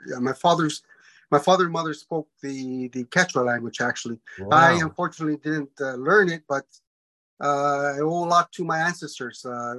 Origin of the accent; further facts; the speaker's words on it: Peru; moved away; I was born in Peru. My parents are part native, Quechua, from Cusco, Arequipa, from the mountains.